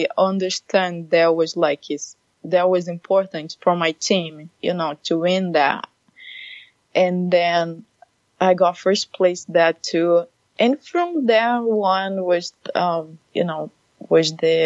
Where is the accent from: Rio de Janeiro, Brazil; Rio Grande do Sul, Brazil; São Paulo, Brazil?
Rio de Janeiro, Brazil; moved away as an adult; now in Redmond, United States; I'm from Brazil, Rio de Janeiro.